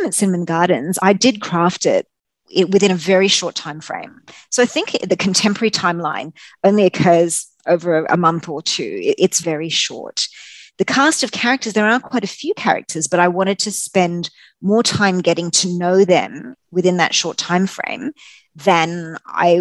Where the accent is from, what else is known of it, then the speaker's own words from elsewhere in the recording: Australia; what I had learned growing up in Australia